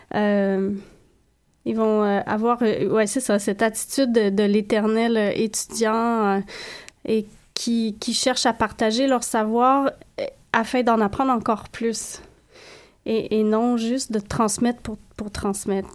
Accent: Canada; je suis née par erreur au Canada

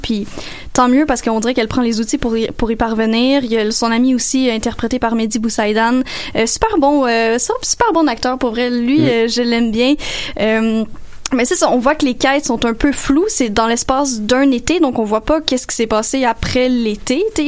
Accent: Sainte-Julie, Quebec, Canada; chez nous à Sainte-Julie dans mon bungalow

